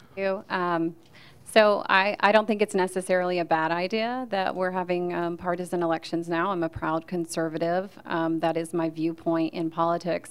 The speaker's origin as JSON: {"language": "English", "town": "Chattanooga", "region": "Tennessee", "country": "United States", "also_born_or_lived": "Nashville, Tennessee", "moved": "as an adult", "lives_now": "Williamson County, United States", "said": "I'm originally from Chattanooga. I moved to Nashville in 2008, and I've been in Williamson County for the past five years."}